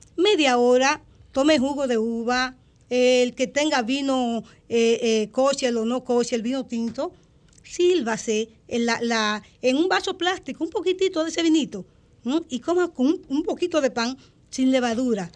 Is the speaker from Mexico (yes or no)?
no; San Juan de la Maguana, San Juan, Dominican Republic; yo nací en el sur, en San Juan de la Maguana. El, sector le llaman Villa Flores